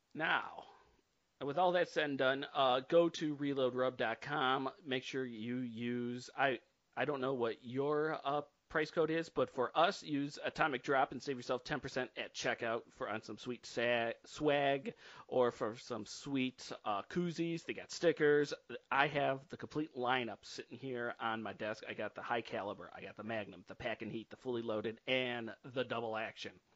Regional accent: Hamlin, New York, United States; I grew up out in Hamlin, New York. I grew up pretty much out in the boons

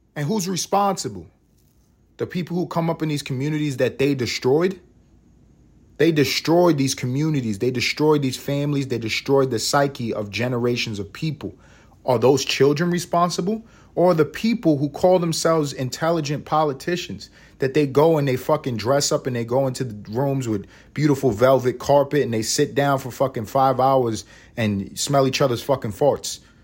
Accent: New York City, New York, United States; am from New York City. I grew up in a neighborhood co, neighborhood called East Harlem, New York

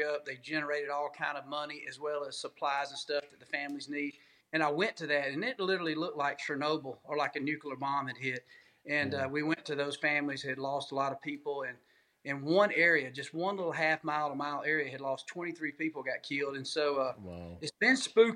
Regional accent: Georgia, United States; growing up in Georgia

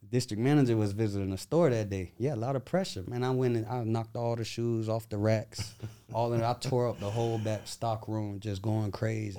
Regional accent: Tampa, Florida, United States; I'm from Tampa, Florida

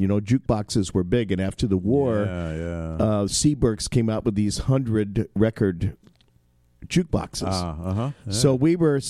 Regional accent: Inglewood, California, United States; I grew up in Inglewood, California.

